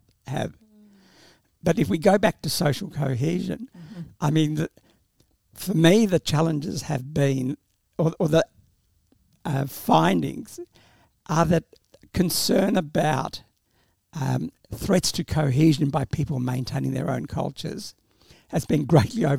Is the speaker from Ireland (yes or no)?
no; Australia; English is a second language; I came to Australia as an 8-year-old and in that period started school without any sort of support